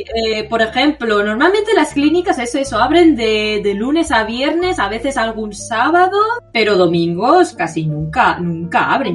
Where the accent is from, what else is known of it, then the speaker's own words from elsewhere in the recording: Spain; now in Japan; yo es que vengo de España